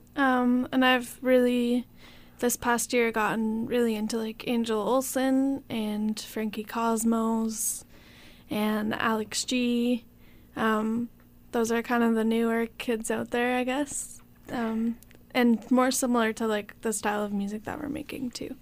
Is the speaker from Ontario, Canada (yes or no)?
yes; Newmarket, Ontario, Canada; moved away as an adult; now in Hamilton, Canada; originally we're both from, well, I'm from Newmarket